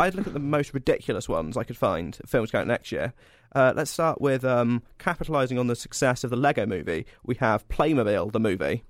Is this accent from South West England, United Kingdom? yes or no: yes; Cornwall, South West England, United Kingdom; I'm from Cornwall